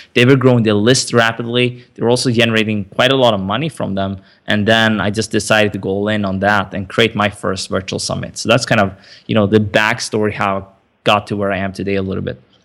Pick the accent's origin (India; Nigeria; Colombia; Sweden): Sweden; also born or lived in Stockholm, Sweden; I grew up in Sweden